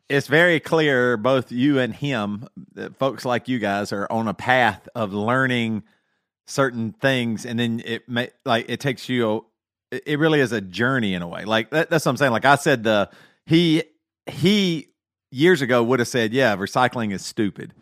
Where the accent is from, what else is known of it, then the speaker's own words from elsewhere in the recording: South Carolina, United States; moved away; I'm from South Carolina. All my family's in South Carolina, huge red state, very big Trump supporters. I have moved away.